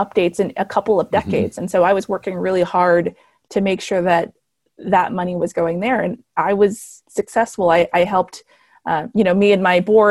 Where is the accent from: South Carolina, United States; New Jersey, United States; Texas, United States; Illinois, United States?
Texas, United States; El Paso; moved away as an adult; now in Dallas, United States; I was born in El Paso, Texas, to a Mexican mom